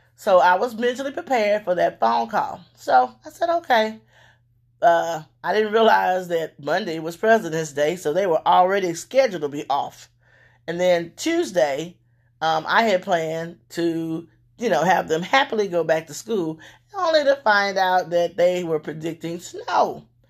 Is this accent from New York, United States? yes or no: no; Louisiana, United States; moved away; I'm from Louisiana originally